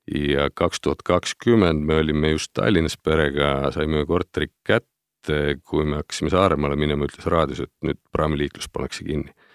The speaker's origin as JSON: {"language": "Estonian", "town": "Pärnu", "region": "Pärnu County", "country": "Estonia", "tie": "born or raised there", "said": "ma olen pärit sellisest kenast suvituslinnast nagu Pärnu"}